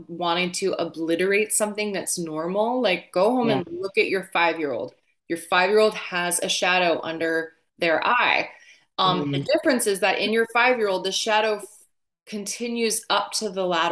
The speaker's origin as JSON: {"language": "English", "region": "New Jersey", "country": "United States", "accent": "Jersey", "said": "I'm not actually from Boston. I'm from New Jersey. I should have taught you a Jersey accent because I could do that all day."}